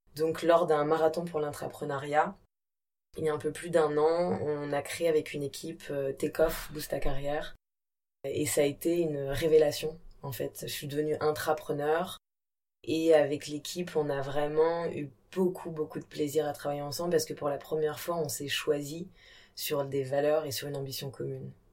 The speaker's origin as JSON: {"language": "French", "region": "Brittany", "country": "France", "also_born_or_lived": "India", "said": "Moi, je suis bretonne. J'ai des origines siciliennes et kabyles"}